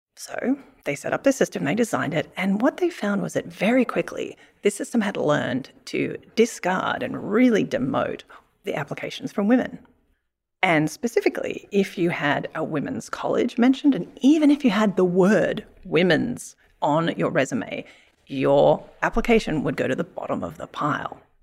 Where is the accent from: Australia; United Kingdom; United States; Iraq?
Australia; moved away; I grew up in Australia.